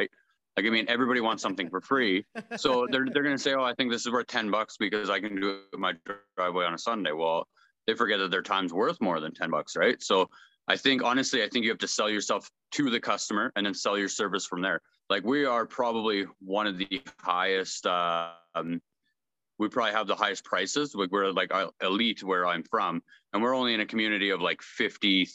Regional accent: Brandon, Manitoba, Canada; I'm from Brandon, Manitoba in Canada.

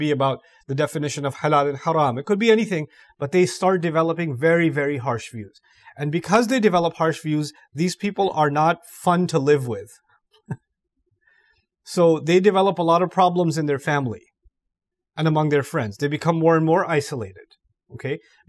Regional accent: Malaysia; born there; maybe because my luck was I was born in Malaysia, that's why I'm Muslim.

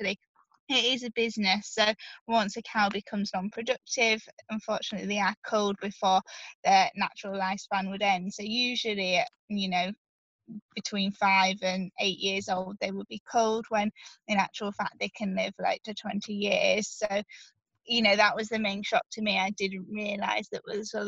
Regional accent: Yorkshire and the Humber, United Kingdom; I'm from Yorkshire, so I live near lots and lots of farms, so I could live at home

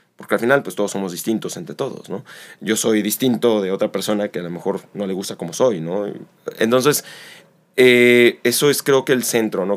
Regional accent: Xalapa, Veracruz, Mexico; also born or lived in Mexico City; nací en Ciudad de México, me mudo acá a los ocho años y estando aquí en Jalapa

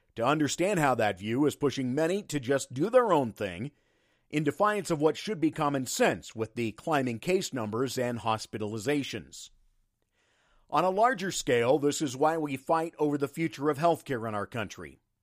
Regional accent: United States; rural America and where I grew up

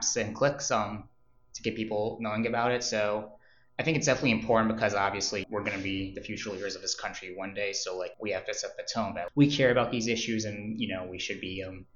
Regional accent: Michigan, United States; now in Ohio, United States; I'm actually from Michigan

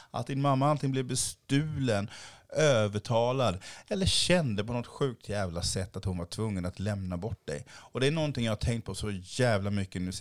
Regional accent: Haiti; now in Sweden; Jag har en enorm stolthet i att jag var från Haiti eh, och ser ut som jag gör nu.

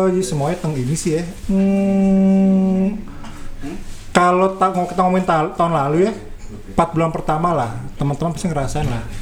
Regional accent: Bogor, West Java, Indonesia; gue banget orang Bogor mbak orang Bogor

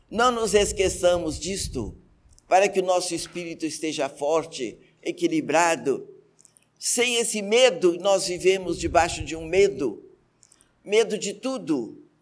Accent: Lebanon; Como boa libanesa, eu tinha uma boutique.

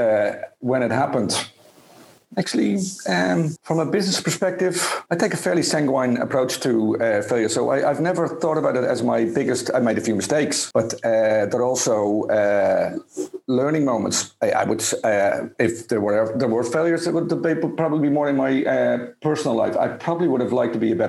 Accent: Spain; I'm from Spain

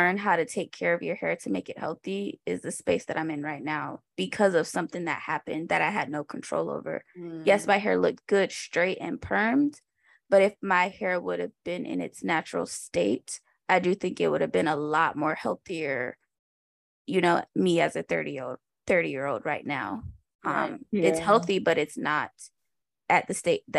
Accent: Miami, Florida, United States; we grew up in Miami, so we were around other Black kids

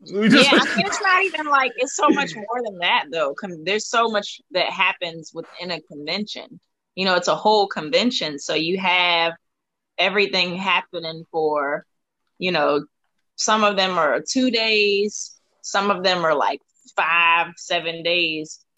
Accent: Washington, District of Columbia, United States; How do I not have a DC accent? I'm from here.

